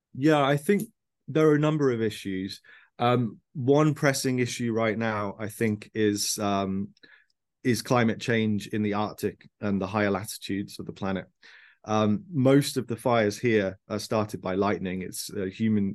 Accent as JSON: {"language": "English", "town": "Birmingham", "region": "West Midlands", "country": "United Kingdom", "tie": "born or raised there", "also_born_or_lived": "Sheffield", "moved": "as an adult", "lives_now": "London, United Kingdom", "said": "I was born in Birmingham in the Midlands of the UK."}